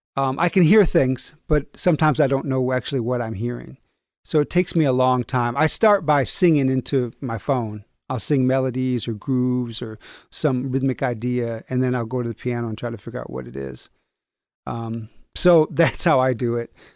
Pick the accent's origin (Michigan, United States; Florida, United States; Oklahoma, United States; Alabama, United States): Michigan, United States; Battle Creek; also born or lived in New York; now in Kalamazoo, United States; I'm from Battle Creek, home of Kellogg's